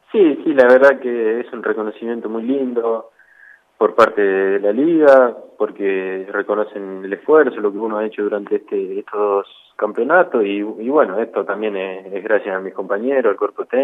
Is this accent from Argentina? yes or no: yes; Rafaela, Santa Fe, Argentina; also born or lived in Buenos Aires / Italy / Freire; yo nací en Capital, después me, fui para Italia con, con mi viejo cuando jugábamos allá y después volví a Freire, Córdoba, el pueblo de, él, que estuvimos 3, 4 años viviendo ahí y después nos mudamos acá a Rafaela.